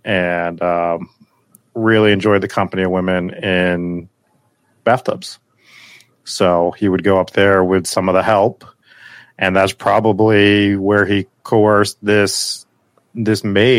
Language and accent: English; Bridgewater, Massachusetts, United States; I'm not even from Middleboro. I'm from Bridgewater.